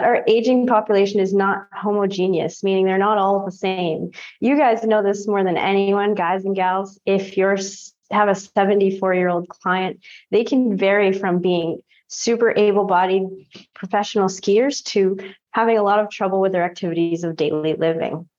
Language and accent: English; Sanford, Maine, United States; also born or lived in Bogota, Colombia; I was adopted from Bogota, Colombia, and I grew up in Sanford, Maine, which is southern Maine